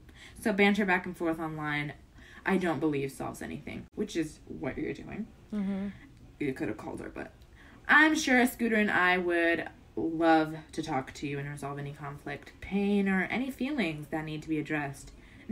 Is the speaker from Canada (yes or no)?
yes; Canada; I have to be honest, though. I'm Canadian. I have to be honest, right?